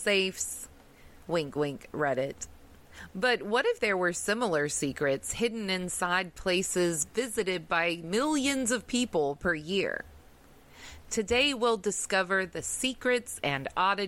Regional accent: the South, United States; accent: southern; my southern accent really comes out

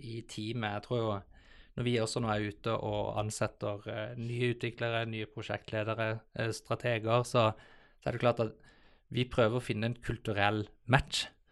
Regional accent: Southern Norway, Norway; moved away as an adult; also born or lived in Bergen, Norway / Copenhagen, Denmark / New York, United States; now in Oslo, Norway; jeg er en sørlending som eh, har eh, forvilla meg litt opp i Oslo

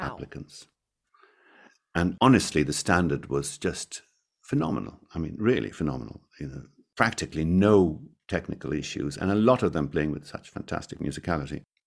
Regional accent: Mumbai, Maharashtra, India; now in Scotland, United Kingdom; in my hometown, we did two concerts in Mumbai, which, which was incredible, because that's where I was born and brought up

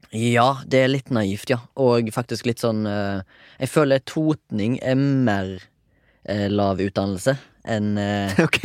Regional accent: Finnmark, Norway; Hun er jo fra Finnmark. Jeg er fra Finnmark.

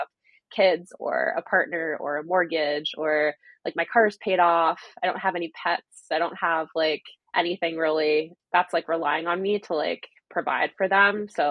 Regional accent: Canada; being a Canadian

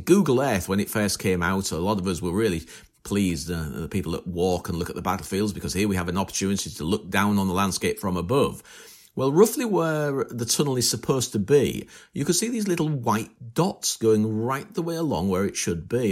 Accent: northern England, United Kingdom; accent: northern; my northern accent

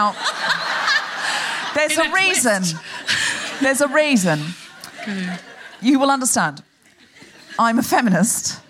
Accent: Australia; now in United Kingdom; I am originally Australian

